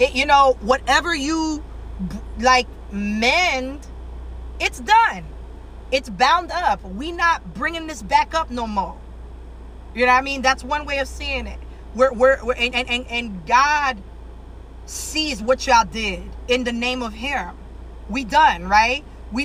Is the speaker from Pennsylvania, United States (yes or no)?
no; Miami, Florida, United States; I'm from Miami